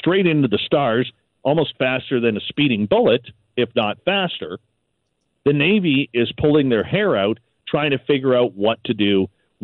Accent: Canada; us being Canadian

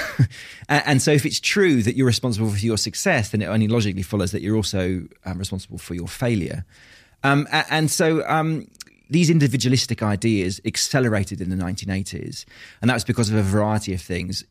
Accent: Tunbridge Wells, South East England, United Kingdom; also born or lived in Australia; I was brought up in Tunbridge Wells in Kent

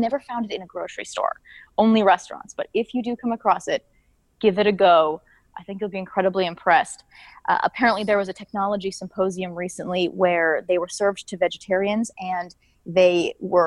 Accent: Canada; I'm Canadian.

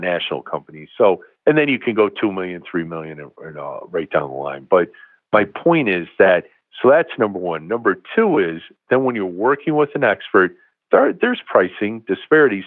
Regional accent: Bangor, Maine, United States; I was born in Bangor, Maine

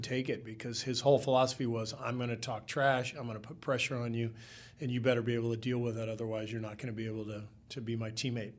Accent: California, United States; I'm from California

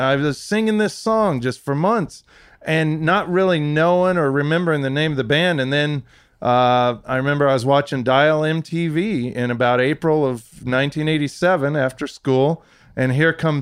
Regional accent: Kansas, United States; I grew up in Kansas

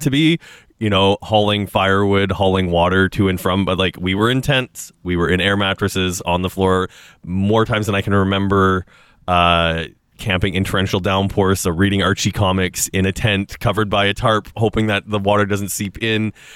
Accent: Saskatchewan, Canada; now in Toronto, Canada; growing up in Saskatchewan

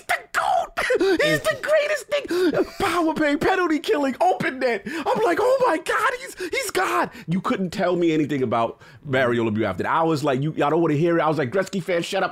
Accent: New York, United States; born and raised in New York

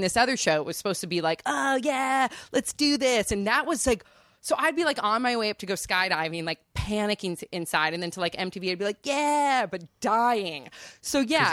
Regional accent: Santa Cruz, California, United States; I grew up in Santa Cruz

